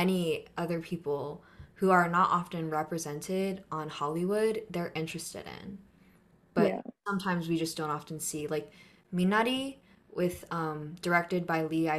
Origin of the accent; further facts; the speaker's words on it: Philippines; well, I am Filipino and this is my experience, but how come?